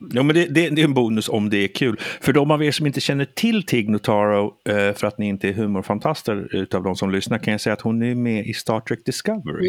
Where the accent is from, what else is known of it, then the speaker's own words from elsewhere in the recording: Sweden; jag är svensk